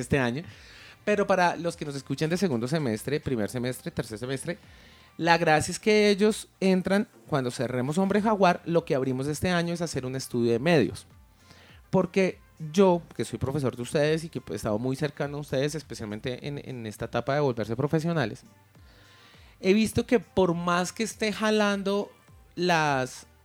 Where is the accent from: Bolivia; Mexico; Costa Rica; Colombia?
Colombia; lo que somos hoy en día como colombianos